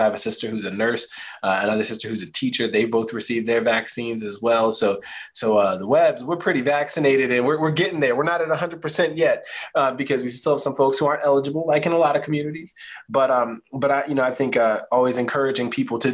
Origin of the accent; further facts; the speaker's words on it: Spotsylvania County, Virginia, United States; now in Charlottesville, United States; Spotsylvania County, Virginia, nice and rural, in Central Virginia.